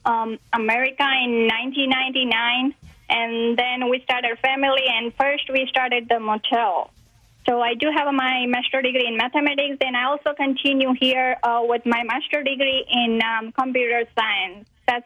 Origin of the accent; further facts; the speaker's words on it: India; moved away as an adult; now in United States; I grew up in India.